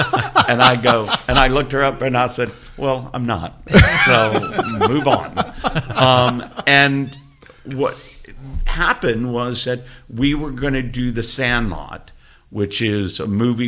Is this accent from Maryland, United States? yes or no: no; Georgia, United States; born or raised there